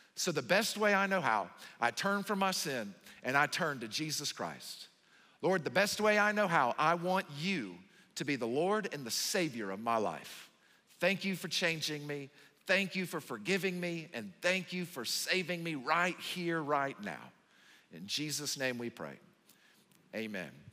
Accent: the South, United States; moved away; I'm from the South

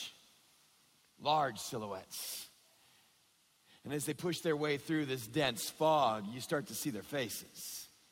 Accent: West Texas, United States; growing up in West Texas

